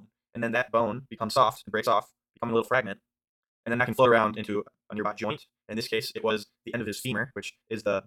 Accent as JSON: {"language": "English", "region": "Ohio", "country": "United States", "said": "I'm from Ohio"}